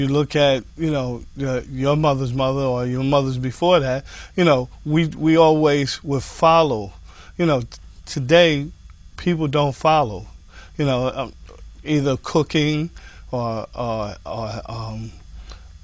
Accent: White Plains, New York, United States; I grew up here in White Plains. I'm a native son.

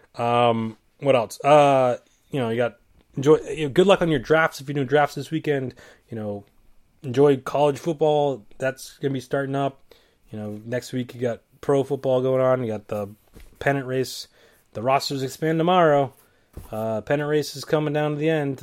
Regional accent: New England, United States; I'm from New England

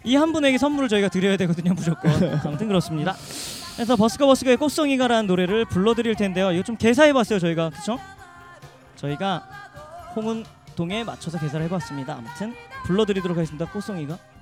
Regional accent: Seoul, South Korea; 저는 이곳에서 자라면서

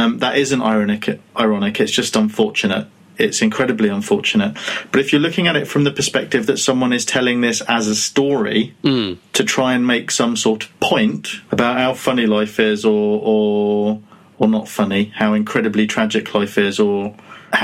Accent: United Kingdom; we're British

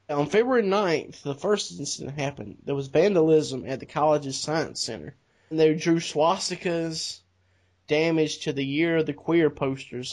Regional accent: the South, United States; we're from the South

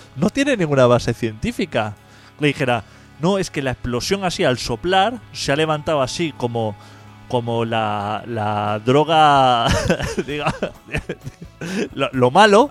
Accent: Catalonia, Spain; a los catalanes nos duele mucho

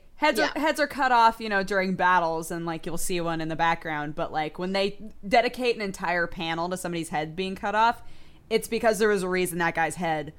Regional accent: United States

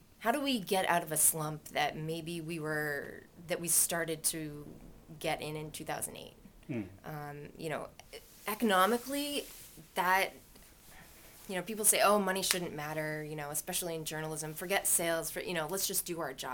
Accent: Maine, United States; also born or lived in California; now in Worcester, United States; I grew up in Maine

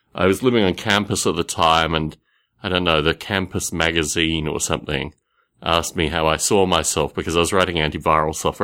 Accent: Australia; The environment that I grew up in Australia was, in one sense, quite idyllic

